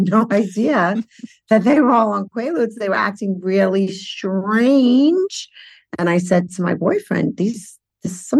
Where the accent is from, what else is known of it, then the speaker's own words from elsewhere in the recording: New York City, New York, United States; I grew up in Brooklyn